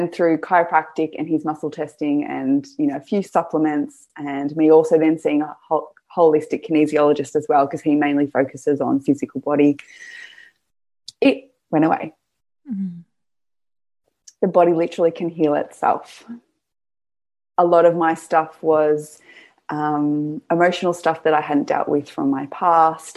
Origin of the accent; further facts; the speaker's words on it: Gippsland, Victoria, Australia; I'm from Gippsland